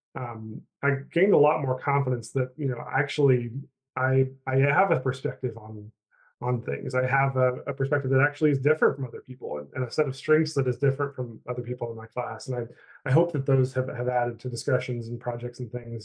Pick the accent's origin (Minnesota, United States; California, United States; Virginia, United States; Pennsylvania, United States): Virginia, United States; Chilhowie; moved away as an adult; also born or lived in North Carolina / Kansas City; now in Charlottesville, United States; I'm um, from a little tiny town in Southwest Virginia called Chilhowie